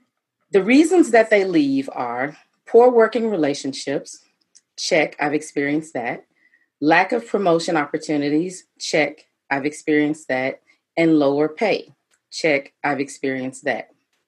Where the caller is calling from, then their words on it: Atlanta, Georgia, United States; And I actually am coming to you from Atlanta, Georgia.